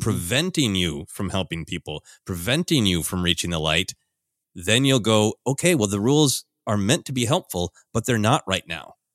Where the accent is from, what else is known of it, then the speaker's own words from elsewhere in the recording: United States; my experience as an American